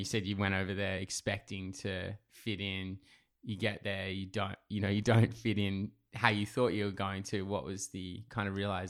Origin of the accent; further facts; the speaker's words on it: England, United Kingdom; now in Australia; You know, like I grew up in England. I'm white. I look Australian, white Australian. But people, you know, as soon as people find out I was from England, oh, you're English. I'm like, no, I'm Australian.